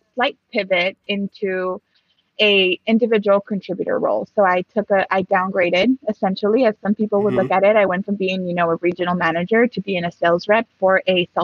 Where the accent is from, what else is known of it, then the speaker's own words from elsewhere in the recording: Los Angeles, California, United States; first language Spanish; English is a second language; moved away as an adult; also born or lived in Mexico; now in Seattle, United States; I came back when I was 5 and I've been here since then.